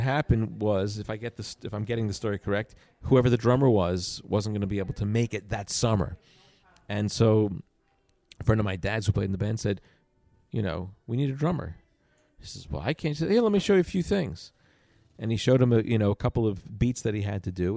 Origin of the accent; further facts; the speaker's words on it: Long Island, New York, United States; I grew up on Long Island, about thirty minutes outside of New York